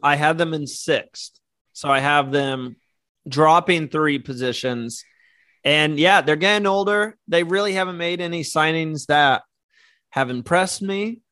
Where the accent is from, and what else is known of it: United States